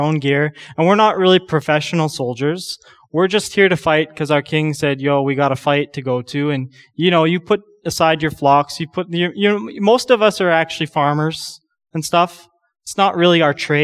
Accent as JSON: {"language": "English", "country": "Canada", "said": "a Canadian young man"}